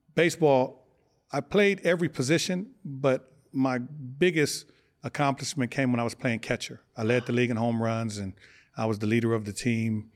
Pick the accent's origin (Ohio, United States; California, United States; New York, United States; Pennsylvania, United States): California, United States; Los Angeles; also born or lived in Omaha, Nebraska; I was born in Omaha, Nebraska. We moved to California when I was six years old. We moved to South Central, down the street from Fremont High School, seventy-ninth Street